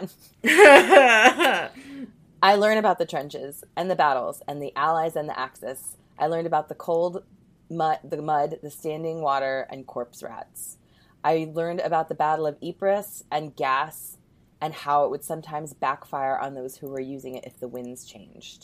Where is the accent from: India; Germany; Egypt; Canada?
Canada; I'm Canadian